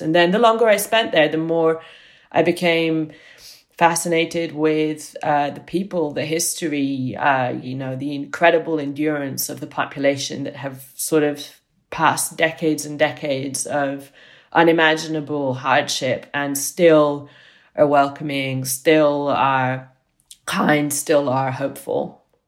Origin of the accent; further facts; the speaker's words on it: Italy; moved away; I grew up in Italy